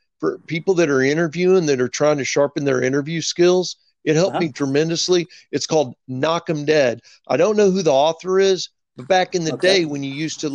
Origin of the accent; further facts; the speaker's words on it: right outside of Kansas City, Missouri, United States; moved away as an adult; now in Dallas, United States; I grew up right outside of Kansas City, Missouri